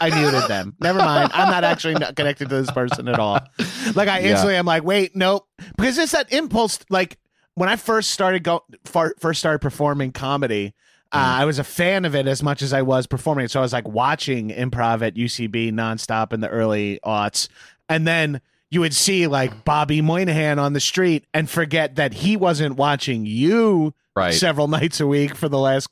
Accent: Bellmore, New York, United States; also born or lived in Poughkeepsie; The Belmore Playhouse for movies in my hometown.

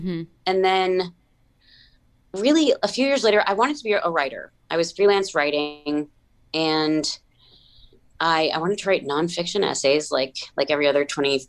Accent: New Jersey, United States; I had a neighbor growing up in New Jersey.

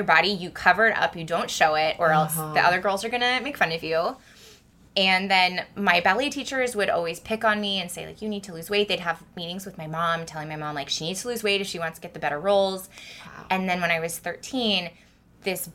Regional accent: Santa Cruz, California, United States; moved away as an adult; also born or lived in Los Angeles / Japan; now in San Francisco, United States; I grew up in Santa Cruz

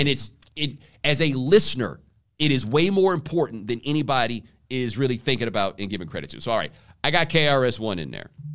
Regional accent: Houston, Texas, United States; also born or lived in Waller, Texas; I grew up in Houston

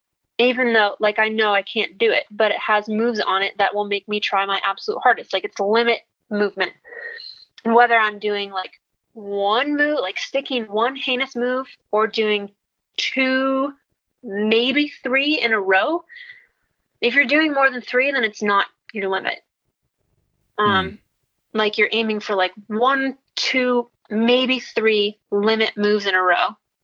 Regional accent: Midwest, United States; And I grew up in the Midwest and it's all very like sheltered and closed-minded.

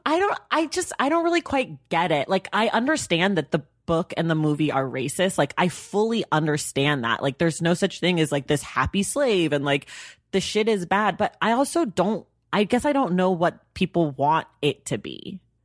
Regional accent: Oakland, California, United States; I'm from Oakland, so I've been a Warriors fan my whole life

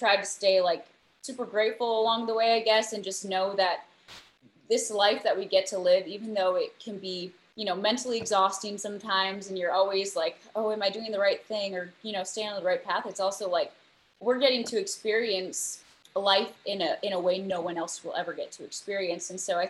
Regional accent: North Dakota, United States; now in Nashville, United States; we're two kids from North Dakota.

